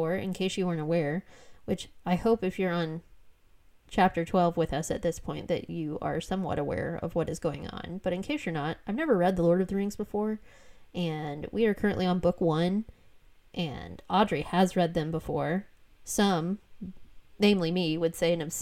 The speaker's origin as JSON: {"language": "English", "region": "Florida", "country": "United States", "said": "I'm from Florida."}